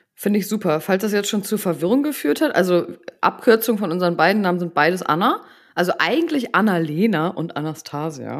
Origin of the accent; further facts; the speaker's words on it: Buxtehude, Lower Saxony, Germany; ich komme aus Buxtehude